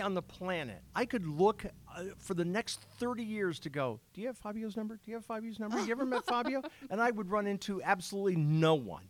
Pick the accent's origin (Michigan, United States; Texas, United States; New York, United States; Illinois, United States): Illinois, United States; Yeah, I'm from Illinois